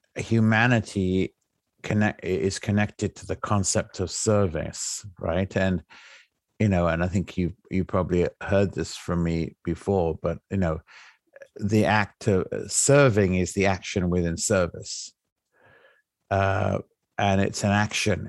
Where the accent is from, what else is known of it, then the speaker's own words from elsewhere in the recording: England, United Kingdom; moved away; I came from England, right? I'm English